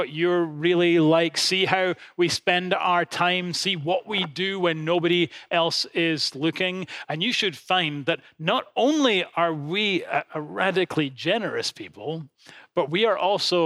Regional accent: Edinburgh, Scotland, United Kingdom; my hometown of Edinburgh

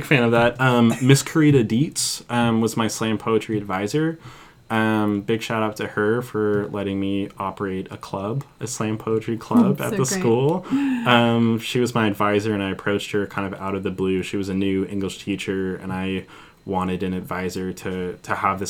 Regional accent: Mill Valley, California, United States; now in Santa Cruz, United States; I grew up in Mill Valley

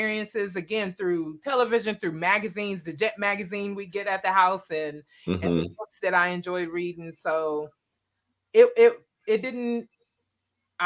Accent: Wichita, Kansas, United States; I'm from Wichita, Kansas. So, okay, born and raised.

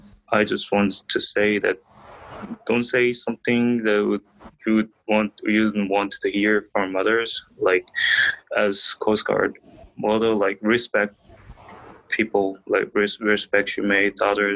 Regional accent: South Korea; English is a second language; now in United States; I'm from South Korea.

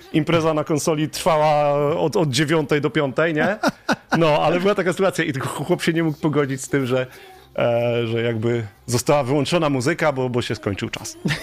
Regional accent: Pyskowice, Silesian Voivodeship, Poland; grałem tylko u siebie w Pyskowicach, w dyskotekach

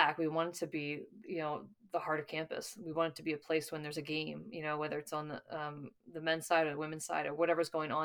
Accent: Ellicott City, Maryland, United States; moved away; I'm from Ellicott City, Maryland, which is right between Baltimore and Washington

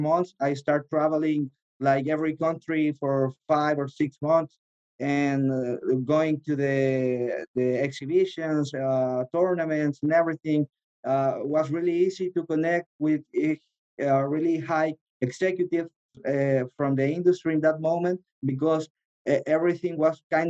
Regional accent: Chile; also born or lived in Los Angeles; in Chile, because it's my hometown

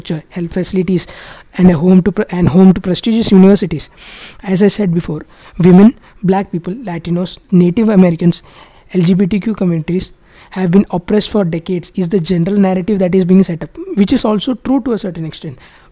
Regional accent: India; Our Indic identity as a Hindu

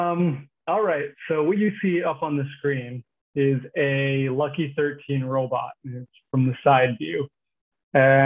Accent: Regina, Saskatchewan, Canada; We grew up in Regina.

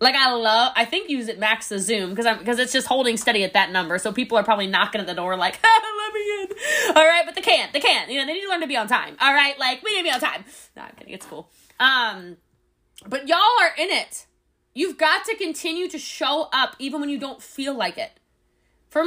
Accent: Dallas, Texas, United States; I'm from Dallas

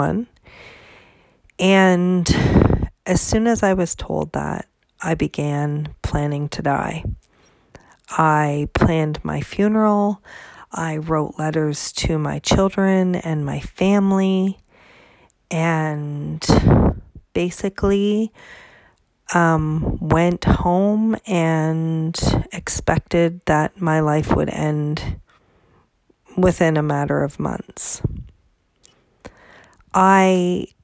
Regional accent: Canada; I'm Canadian

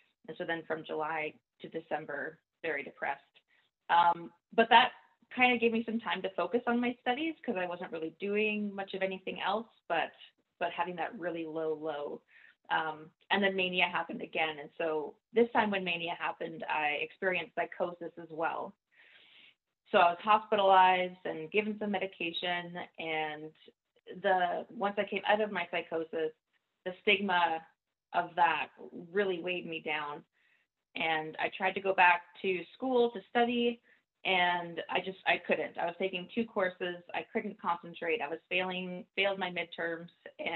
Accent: Nova Scotia, Canada; moved away as an adult; now in Vancouver, Canada; I grew up in Nova Scotia

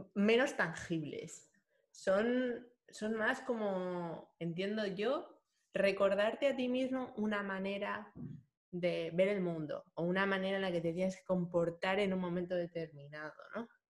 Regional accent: Madrid, Community of Madrid, Spain; moved away as an adult; also born or lived in France / Réunion; yo soy de Madrid

